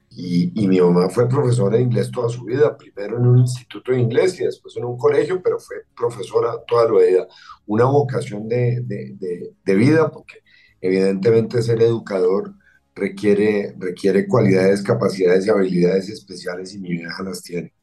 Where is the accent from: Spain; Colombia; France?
Colombia; durante gran parte de mi infancia lo más raro en Colombia era un turista